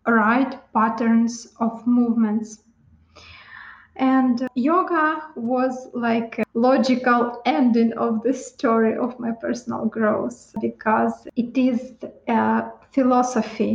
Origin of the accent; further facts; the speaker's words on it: Ukraine; moved away as an adult; I'm Ukrainian. I was born in Ukraine in average family, father, mother, and younger sister.